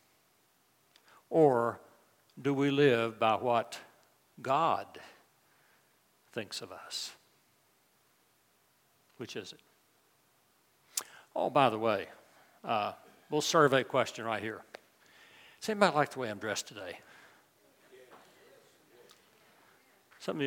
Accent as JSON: {"language": "English", "region": "West Virginia", "country": "United States", "tie": "born or raised there", "also_born_or_lived": "New Orleans", "moved": "as an adult", "said": "Libby and I grew up in West Virginia"}